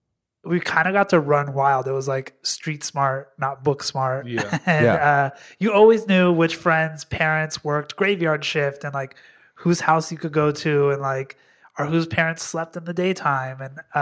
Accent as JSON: {"language": "English", "town": "Las Vegas", "region": "Nevada", "country": "United States", "tie": "born or raised there", "also_born_or_lived": "New York", "moved": "yes", "lives_now": "Los Angeles, United States", "said": "born and raised in Las Vegas."}